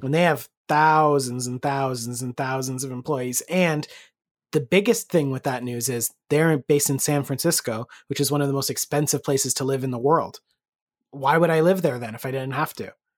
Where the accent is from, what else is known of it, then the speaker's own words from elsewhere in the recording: Canada; we are Canadian